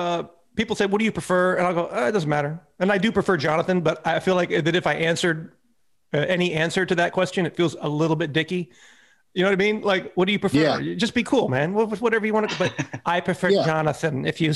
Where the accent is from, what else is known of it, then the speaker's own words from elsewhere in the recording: Mobile, Alabama, United States; I grew up in the South in Mobile, Alabama